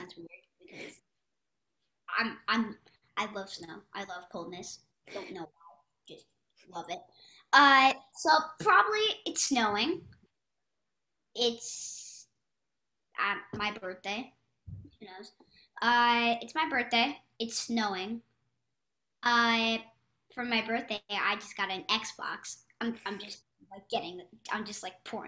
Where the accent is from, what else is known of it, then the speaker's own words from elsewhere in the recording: Philadelphia, Pennsylvania, United States; now in California, United States; I'm in California right now, but I'm actually from Philadelphia.